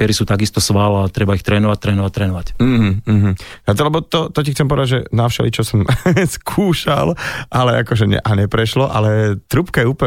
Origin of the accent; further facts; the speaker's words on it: Nové Mesto nad Váhom, Trenčín Region, Slovakia; Ja som rodák Nové mesto nad Váhom.